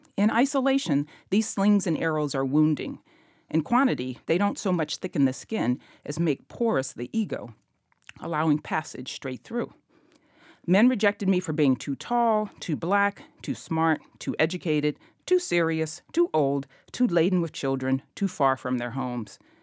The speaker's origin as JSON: {"language": "English", "town": "Memphis", "region": "Tennessee", "country": "United States", "tie": "born or raised there", "said": "growing up in Memphis"}